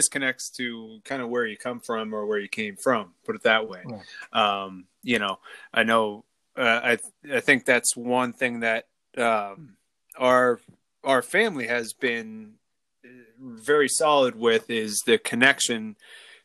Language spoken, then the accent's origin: English; Schuylkill County, Coal Region, Pennsylvania, United States; I'm from Schuylkill County and the Coal Region.